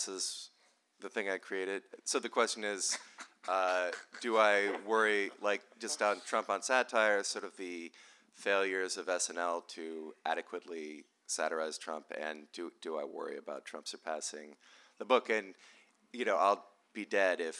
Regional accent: Midwest, United States; I am from the Midwest.

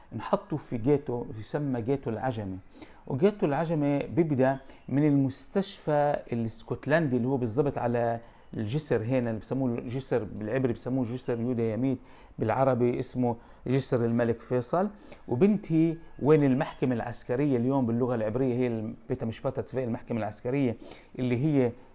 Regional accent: Jaffa, Tel Aviv District, Israel; أنا من مواليد آه، يافا آه، بالأصل آه، يفاوي

